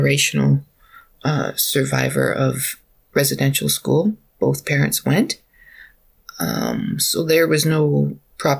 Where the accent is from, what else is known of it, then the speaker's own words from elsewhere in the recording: Alberta, Canada; moved away as an adult; now in British Columbia, Canada; I'm from Alberta originally